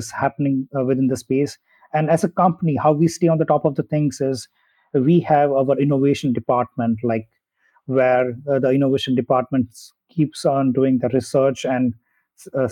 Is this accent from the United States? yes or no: no; India; moved away as an adult; also born or lived in Germany; I did my schooling in my hometown. Then I moved to a different city in India to do my engineering. And then I moved to Germany